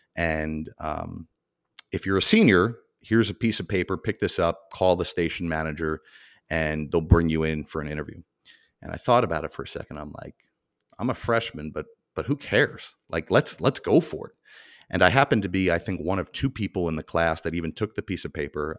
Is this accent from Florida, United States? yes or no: no; Mahwah, New Jersey, United States; my hometown of Mahwah, New Jersey